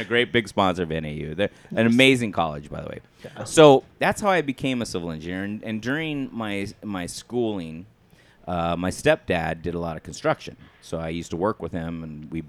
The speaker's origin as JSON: {"language": "English", "town": "Flagstaff", "region": "Arizona", "country": "United States", "tie": "born or raised there", "said": "growing up in Flagstaff in high school"}